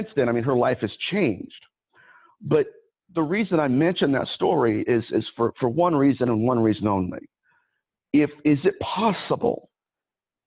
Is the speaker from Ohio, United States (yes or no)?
yes; Ohio, United States; I'm from Ohio.